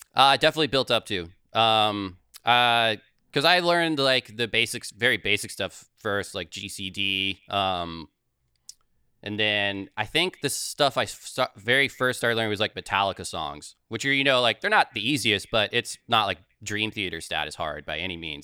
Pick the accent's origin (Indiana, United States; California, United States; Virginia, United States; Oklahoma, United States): Virginia, United States; Manassas; I am originally from Northern Virginia